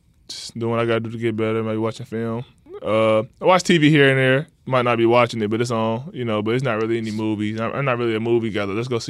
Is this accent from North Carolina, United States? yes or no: yes; North Carolina, United States; because I'm from North Carolina.